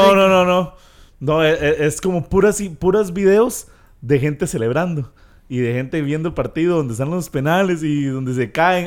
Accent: Costa Rica; como tico

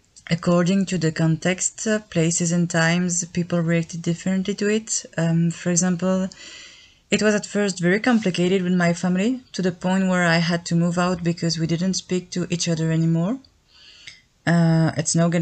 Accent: Belgium; I'm from Belgium

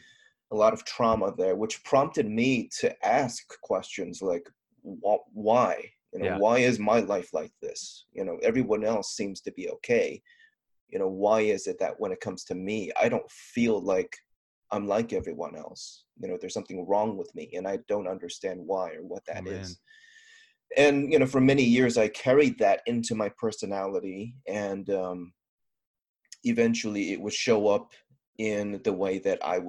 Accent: Southern California, United States; I'm a guy from Southern California, pretty much born and raised.

